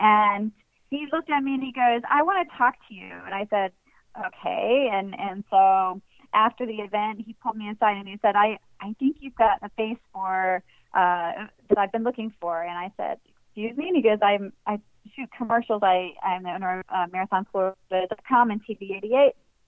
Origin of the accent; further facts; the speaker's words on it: Ohio, United States; moved away as an adult; now in Florida Keys, United States; moved down here in 1999 after graduating from Miami of Ohio in Oxford, Ohio. I grew up in Ohio. And okay. I moved down here as a journalist.